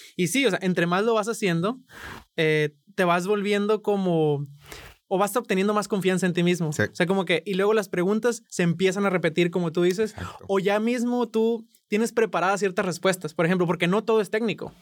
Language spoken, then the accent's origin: Spanish; Sinaloa, Mexico; yo soy de Sinaloa